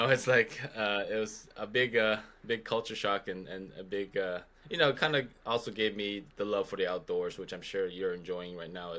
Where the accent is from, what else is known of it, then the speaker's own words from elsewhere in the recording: Las Vegas, Nevada, United States; moved away as an adult; now in Oregon, United States; Vegas will always be home.